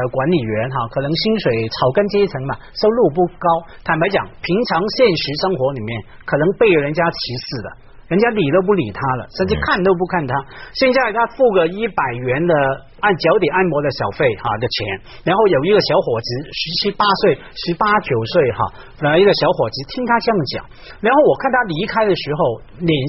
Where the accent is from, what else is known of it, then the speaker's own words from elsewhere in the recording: Hong Kong; 我在香港一个区成长嘛，那个区叫湾仔，一个很草根